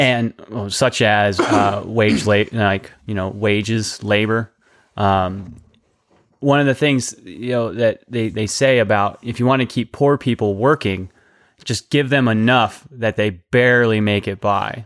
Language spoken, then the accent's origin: English; United States; as an American society